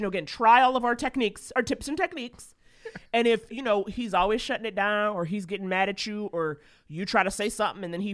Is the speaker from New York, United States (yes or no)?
yes; New York, United States; I'm a New Yorker